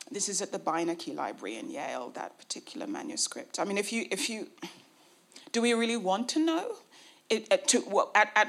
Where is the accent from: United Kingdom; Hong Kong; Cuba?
United Kingdom; I was trained in Britain, you know, I was brought up in Britain, I went to British schools, I have had a colonial education